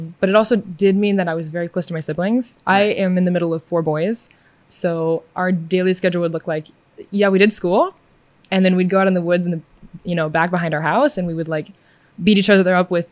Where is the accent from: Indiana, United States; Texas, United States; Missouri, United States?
Missouri, United States; moved away as an adult; now in Israel; I'm from Missouri, originally from Missouri. I moved to Israel about almost 4 years ago now